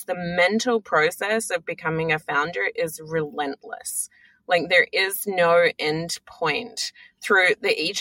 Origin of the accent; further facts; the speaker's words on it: Australia; now in United States; I'm Australian, but, you know, born and raised in Australia